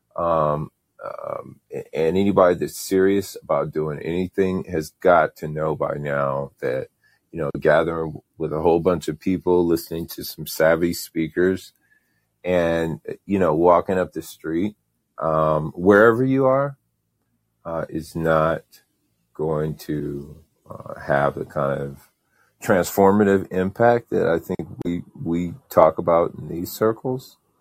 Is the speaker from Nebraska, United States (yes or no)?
no; Indiana, United States; now in Saint Petersburg, United States; I'm from Indiana. I, I live in, uh, Saint Petersburg, Florida now